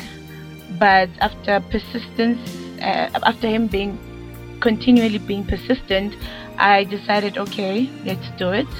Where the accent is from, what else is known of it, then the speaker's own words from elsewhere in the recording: Middlebrook, South Africa; I'm from Middlebrook.